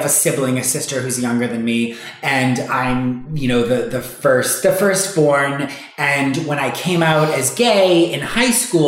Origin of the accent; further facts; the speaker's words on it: Boston, Massachusetts, United States; moved away as an adult; now in New York, United States; I'm from Boston originally